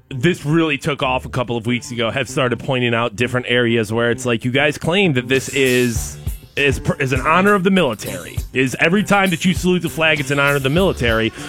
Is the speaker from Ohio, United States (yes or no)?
yes; Garfield Heights, Ohio, United States; I was born in Garfield Heights.